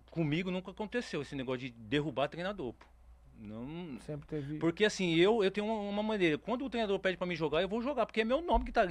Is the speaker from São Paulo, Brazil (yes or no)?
yes; São Paulo, Brazil; Eu torço, eu, eu sou paulista.